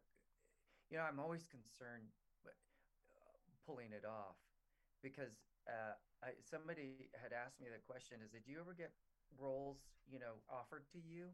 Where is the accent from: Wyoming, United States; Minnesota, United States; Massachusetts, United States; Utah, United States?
Utah, United States; I was born and raised in Utah